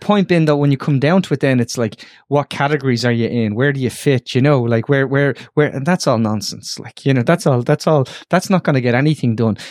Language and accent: English; Dublin, Leinster, Ireland; I grew up, I, I kicked the football in, in, uh, Ormond Square